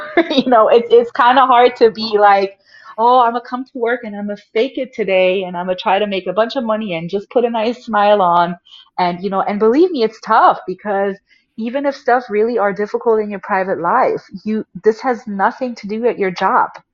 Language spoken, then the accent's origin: English; Germany; moved away; I was born and raised in Germany